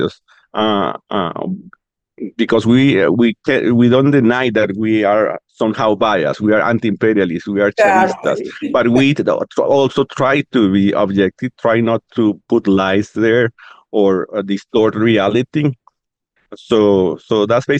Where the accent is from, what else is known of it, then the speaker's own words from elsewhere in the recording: Venezuela; also born or lived in Chicago, United States; when I came back from Chicago to Venezuela